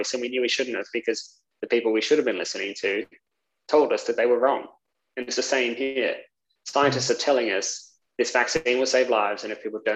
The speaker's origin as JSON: {"language": "English", "country": "Australia", "said": "I come from Australia"}